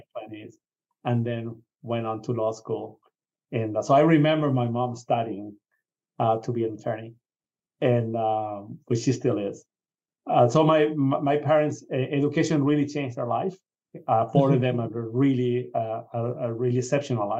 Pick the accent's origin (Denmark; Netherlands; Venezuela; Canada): Venezuela; moved away; I grew up in Venezuela